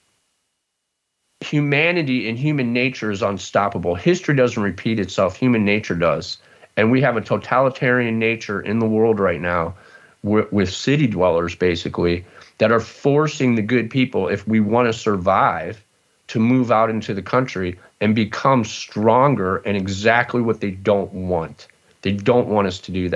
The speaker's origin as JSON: {"language": "English", "area": "outside of Cleveland", "region": "Ohio", "country": "United States", "tie": "born or raised there", "also_born_or_lived": "Dallas / Chicago / Los Angeles", "moved": "as an adult", "said": "I grew up outside of Cleveland, and my family has a dairy farm"}